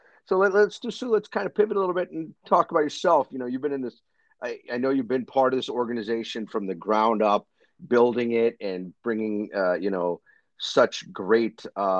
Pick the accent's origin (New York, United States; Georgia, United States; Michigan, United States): Michigan, United States; Ann Arbor; So I grew up in Ann Arbor, right outside of Detroit. And many people know I ended up then going to school a little bit further north in East Lansing.